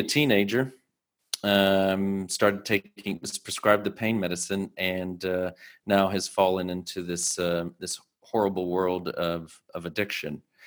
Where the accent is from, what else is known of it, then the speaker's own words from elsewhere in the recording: United States; as an American